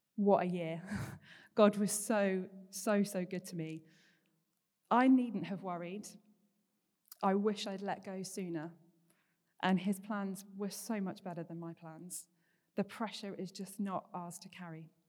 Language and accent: English; Paignton, South West England, United Kingdom; moved away as an adult; also born or lived in Bath; I grew up down here in Paynton. There's currently four generations of my family, uh, living here in the Bay, so it's always been home